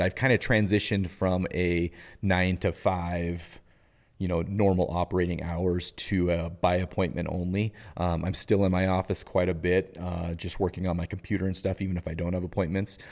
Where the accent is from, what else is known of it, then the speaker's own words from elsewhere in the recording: Butte, Montana, United States; also born or lived in Kellogg, Idaho; now in Helena, United States; I grew up in Butte